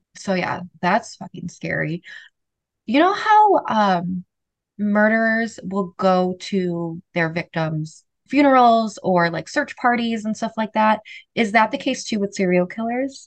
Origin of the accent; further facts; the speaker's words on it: Bolingbrook, Illinois, United States; my hometown that I grew up in is Bolingbrook, Illinois